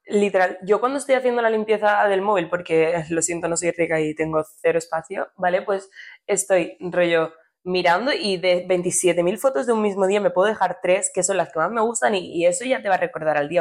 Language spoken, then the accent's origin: Spanish; Cornellà de Llobregat, Catalonia, Spain; somos de Cornella